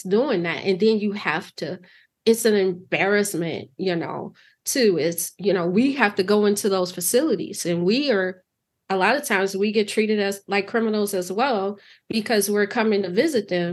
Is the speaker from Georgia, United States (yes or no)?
no; Chicago, Illinois, United States; growing up in Chicago